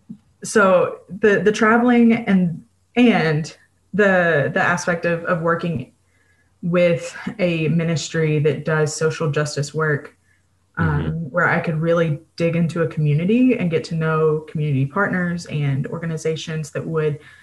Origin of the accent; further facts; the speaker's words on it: Mississippi, United States; moved away as an adult; now in Kalamazoo, United States; I am from Mississippi and moved to Kalamazoo, Michigan